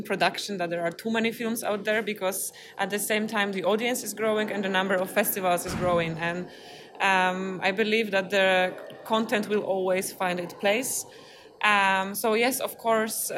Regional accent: Poznań, Greater Poland, Poland; I come from Poznań, Poland

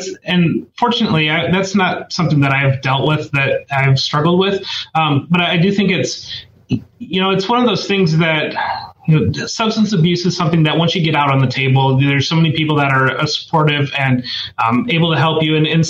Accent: Northwest Ohio, United States; also born or lived in Columbus, Ohio; I actually grew up in Ohio. I grew up in Columbus. I grew up in Northwest Ohio. So I grew up in a small town in Northwest Ohio. So I've lived in Ohio my entire life.

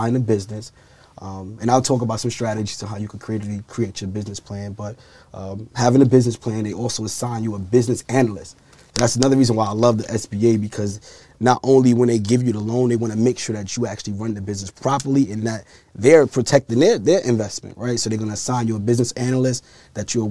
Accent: New York City, New York, United States; 30 years old, born and raised in Brooklyn, New York.

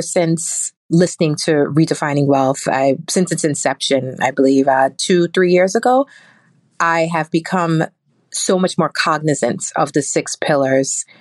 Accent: New York City, New York, United States; I'm from Brooklyn, New York

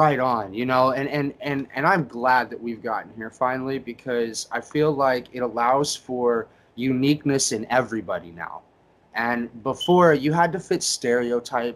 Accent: Indiana, United States; I grew up in Indiana

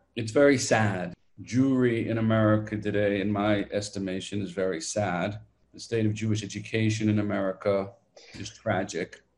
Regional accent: London, Ontario, Canada; also born or lived in Toronto; now in Israel; I grew up actually in London, Ontario.

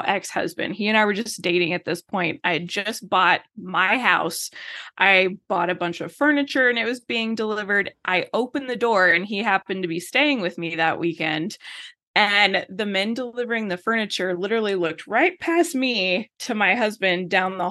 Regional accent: Texas, United States; I'm living in Texas, in West Texas. I'm from Texas

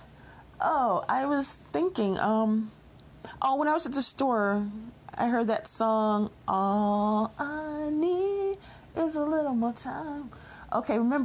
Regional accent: Chicago, Illinois, United States; moved away; I went by to visit where I grew up in Chicago, the neighborhood I grew up

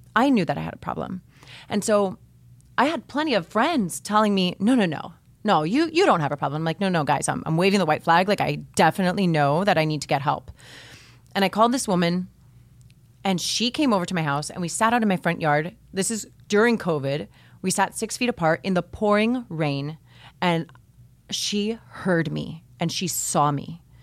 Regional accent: Miami, Florida, United States; I grew up here in Miami

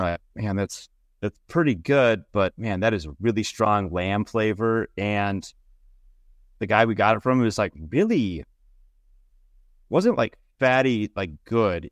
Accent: Minnesota, United States; now in Pacific Northwest, United States; we're from Minnesota

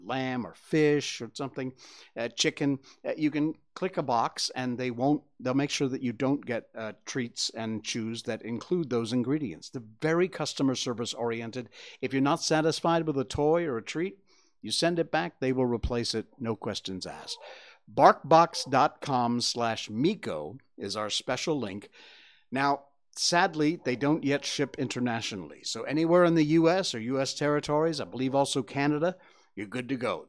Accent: Cornwall, Connecticut, United States; moved away; my hometown of, uh, Cornwall, Connecticut

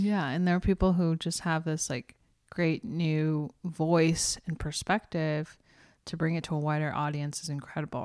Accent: Texas, United States; moved away; I grew up in Texas

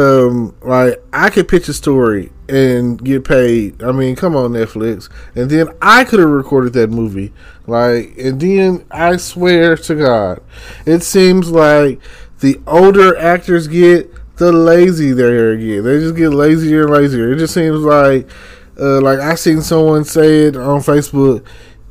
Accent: Texas, United States; I'm from Texas

